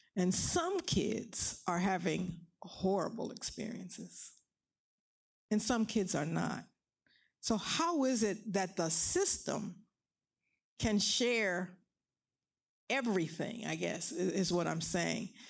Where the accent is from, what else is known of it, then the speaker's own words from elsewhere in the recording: Philadelphia, Pennsylvania, United States; I grew up in West Philly, Pennsylvania.